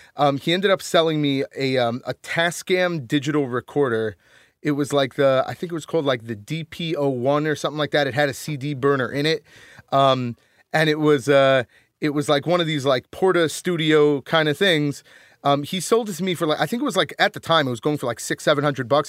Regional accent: Connecticut, United States; moved away as an adult; also born or lived in Rhode Island; now in New York, United States; I grew up in Connecticut, so, like, I live in New York now

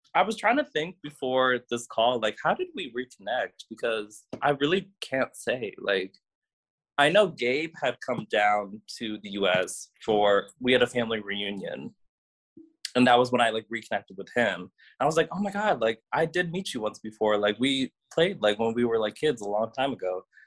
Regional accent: Cleveland, Ohio, United States; my brothers and I, we were all born and raised in Cleveland

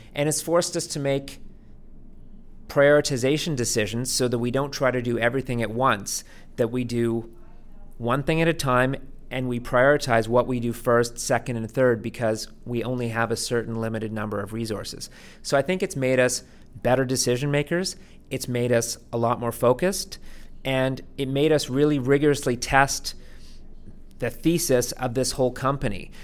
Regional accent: Vancouver, British Columbia, Canada; now in Toronto, Canada; I grew up in Vancouver

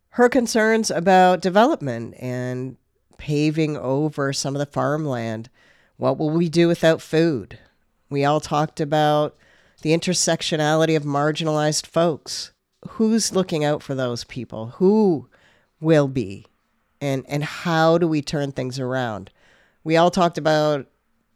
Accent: Stratford, Ontario, Canada; I grew up in Stratford

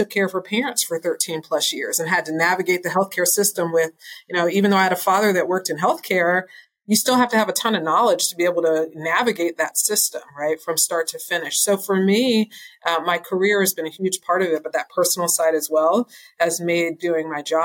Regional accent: New York, United States; now in Houston, United States; I'm from New York originally

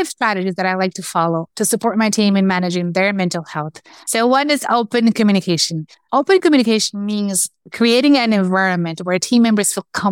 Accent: Brazil; moved away as an adult; also born or lived in Chicago, United States; now in United States; I'm from Brazil. I moved from Brazil to the US, to Chicago first, a year and a half ago.

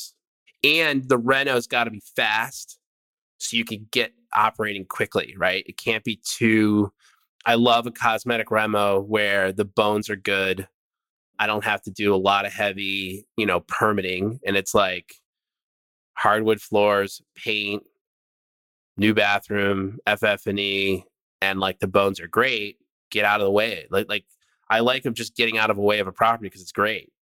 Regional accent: upstate New York, United States; now in California, United States; I am from upstate New York. I'm from the East Coast. All my family's back there.

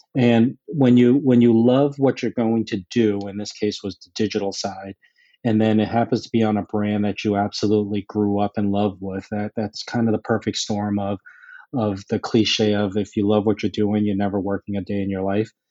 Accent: Boston, Massachusetts, United States; I grew up in the Boston area

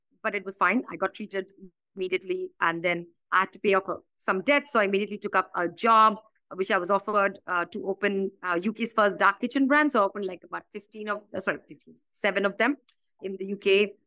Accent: Kolkata suburb, West Bengal, India; moved away as an adult; now in London, United Kingdom; I was born actually outside of Calcutta in a little suburb to a very middle-class family.

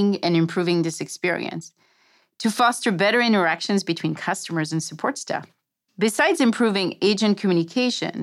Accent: France; English is a second language; my accent. I'm French

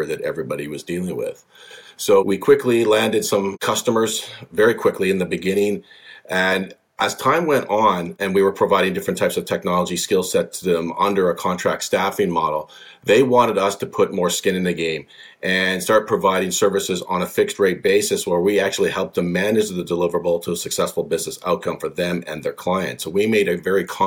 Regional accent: British Columbia, Canada; born and raised in British Columbia, one of the most beautiful places in Canada, fantastic place to grow up

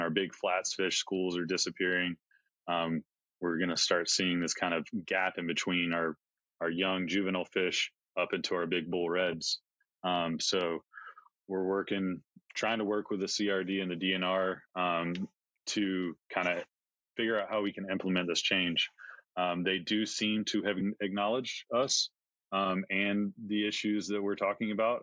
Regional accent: Georgia coast, United States; moved away as an adult; also born or lived in Montana; I grew up in Georgia on the coast.

